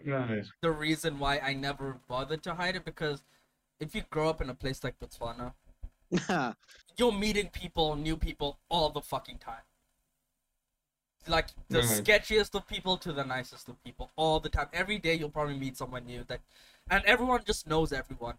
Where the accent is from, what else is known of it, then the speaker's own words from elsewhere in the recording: Mumbai, Maharashtra, India; also born or lived in Bangalore; I'm from Mumbai